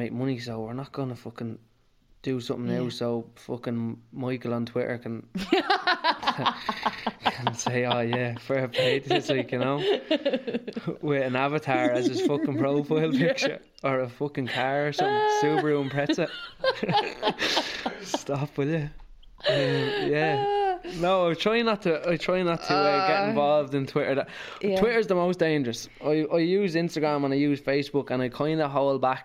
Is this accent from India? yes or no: no; Naas, Ireland; I'm from Nace, I'm from Sarta